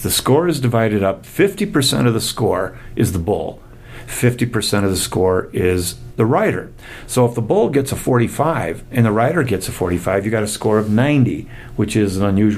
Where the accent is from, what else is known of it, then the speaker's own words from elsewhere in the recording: Minnesota, United States; also born or lived in Iowa / Dallas, Texas; I was raised in Minnesota, and my first 5 years were on the campus of Iowa State